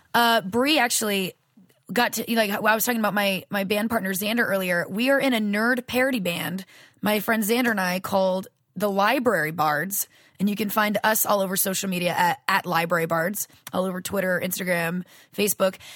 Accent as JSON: {"language": "English", "region": "Louisiana", "country": "United States", "moved": "yes", "said": "I'm from Louisiana originally."}